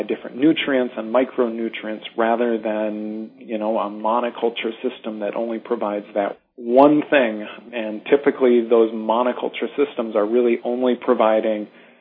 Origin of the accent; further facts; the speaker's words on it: North Dakota, United States; I'm from North Dakota originally, and throughout my childhood exposure to the farms around me in North Dakota